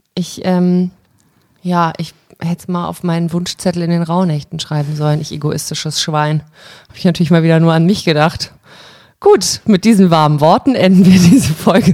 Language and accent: German; Germany; meine Heimat, in der ich mich wohl und zu Hause fühle, aber ich habe nicht so ein krasses Deutschland-Verbundenheitsgefühl